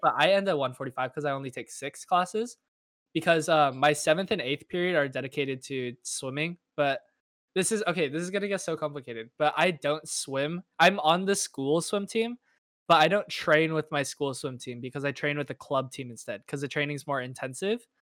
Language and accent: English; Irvine, California, United States; I am from Irvine, California, which is in Southern California